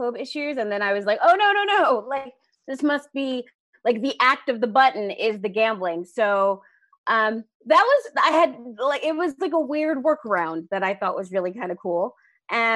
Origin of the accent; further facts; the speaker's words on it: New Jersey, United States; I'm from New Jersey